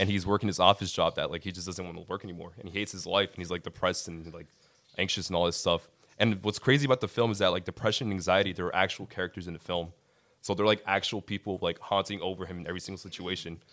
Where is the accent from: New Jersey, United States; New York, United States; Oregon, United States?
New Jersey, United States; Linden; I am from Linden, New Jersey. I'm Colombian